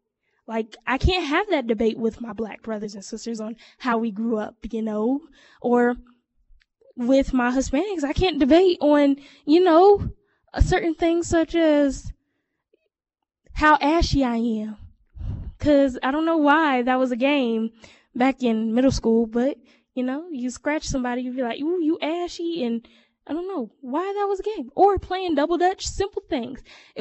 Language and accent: English; Chicago, Illinois, United States; And my family's Afro-Dominican. Why don't you really claim that? Oh, well, because I was born in the United States, and a lot of the people that I grew up around were either Dominican or African-American.